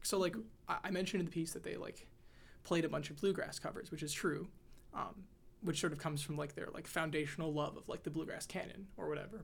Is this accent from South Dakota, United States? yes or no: no; Texas, United States; now in Washington, D.C., United States; growing up in Texas